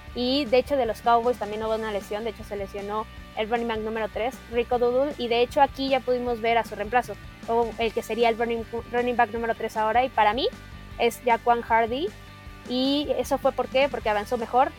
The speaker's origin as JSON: {"language": "Spanish", "country": "Mexico", "said": "como mexicanos"}